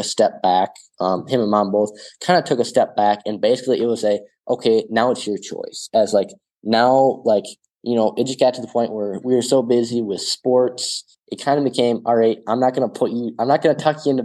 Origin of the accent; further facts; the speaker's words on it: small town South Dakota, United States; my call to be a missionary is to just be a missionary in my hometown, in my home parish